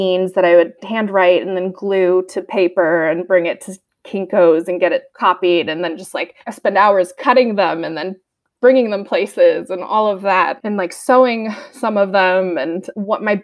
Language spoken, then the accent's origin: English; United States; moved away as an adult; also born or lived in Portland, Maine / Nantucket, Massachusetts / Sweden / California; now in Bitterroot Valley, Montana, United States; I'm from Portland, Maine and Nantucket, Massachusetts. I grew up in both places